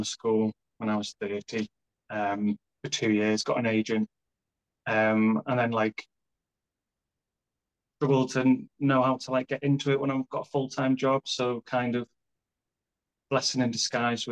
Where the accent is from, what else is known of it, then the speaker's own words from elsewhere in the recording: Colwyn Bay, Wales, United Kingdom; moved away as an adult; now in Leeds, United Kingdom; I am originally from North Wales.